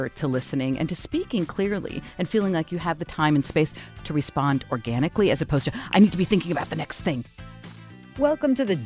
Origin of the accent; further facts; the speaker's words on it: Phoenix, Arizona, United States; also born or lived in New York; Phoenix, Arizona. A Jewess in Phoenix.